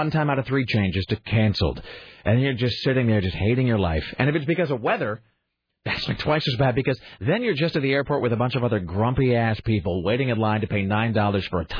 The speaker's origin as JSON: {"language": "English", "town": "Kennewick", "region": "Washington", "country": "United States", "tie": "born or raised there", "moved": "yes", "lives_now": "Portland, United States", "said": "growing up in Kennewick"}